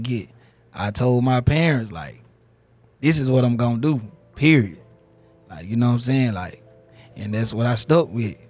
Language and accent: English; Meridian, Mississippi, United States; moved away; In Mississippi, Meridian, Mississippi.